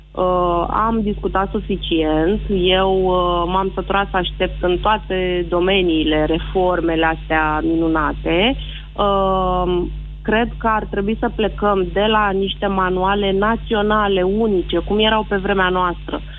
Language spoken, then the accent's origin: Romanian; Galați, Galați County, Romania; Din Galați.